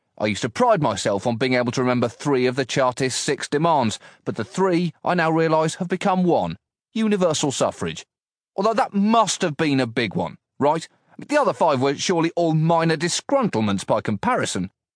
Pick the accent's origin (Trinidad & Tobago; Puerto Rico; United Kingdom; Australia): United Kingdom; my role as a British citizen